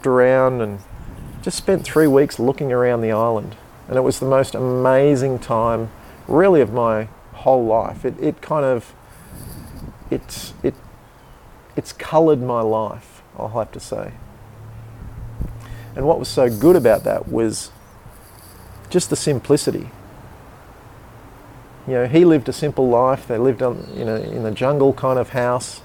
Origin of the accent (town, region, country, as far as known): Canberra, Australian Capital Territory, Australia; born or raised there